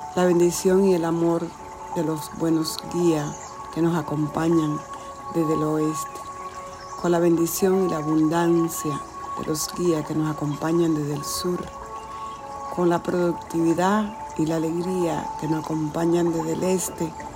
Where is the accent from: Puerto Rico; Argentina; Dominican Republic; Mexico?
Dominican Republic; la República Dominicana, de donde yo soy